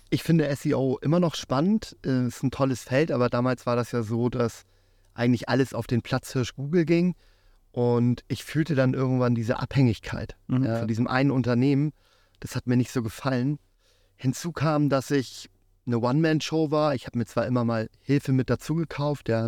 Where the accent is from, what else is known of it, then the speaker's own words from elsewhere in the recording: Germany; born there; also born or lived in Africa; Ich bin zwar in Deutschland geboren, aber habe lange in Afrika gelebt, hatte da sehr viel Kontakt mit fremdländischer Küche